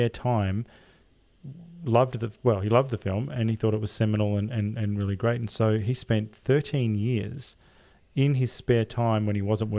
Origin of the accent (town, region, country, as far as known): Australia